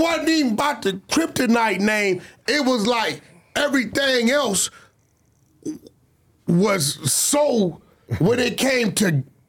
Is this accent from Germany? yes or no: no; Pacoima, California, United States; And I'm from Pacoima.